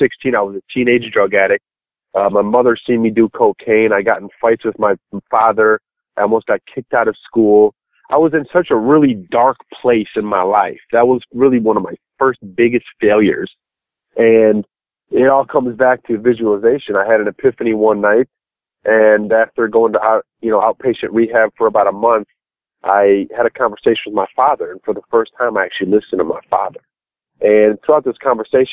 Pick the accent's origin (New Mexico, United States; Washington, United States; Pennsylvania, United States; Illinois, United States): Illinois, United States; just outside of Chicago; I grew up just outside of Chicago, about 25 minutes to be exact from downtown